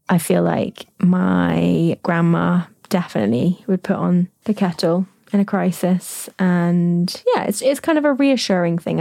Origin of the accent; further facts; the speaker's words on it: United Kingdom; as British people